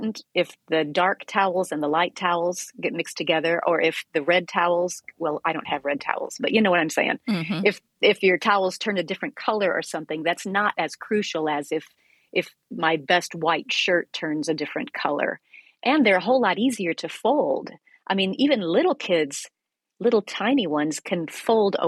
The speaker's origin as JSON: {"language": "English", "region": "Iowa", "country": "United States", "tie": "born or raised there", "said": "I grew up in Iowa"}